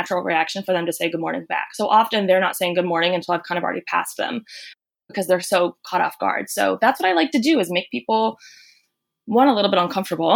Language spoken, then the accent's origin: English; North Carolina, United States; I'm originally from North Carolina, and I think it's a little bit of the Southern culture and a lot of what I was just raised